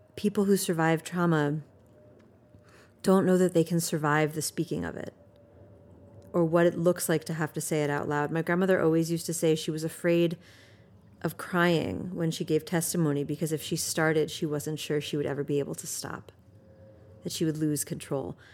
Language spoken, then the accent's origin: English; United States; as an American